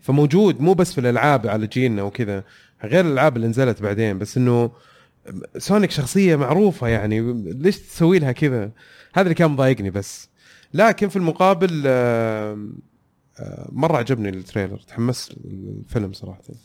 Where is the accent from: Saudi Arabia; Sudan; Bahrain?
Saudi Arabia; حلو هذا برنامج عندنا في السعوديه